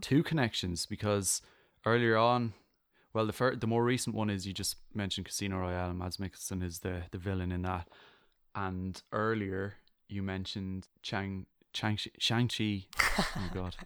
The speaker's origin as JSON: {"language": "English", "country": "Ireland", "said": "I'm I'm Irish"}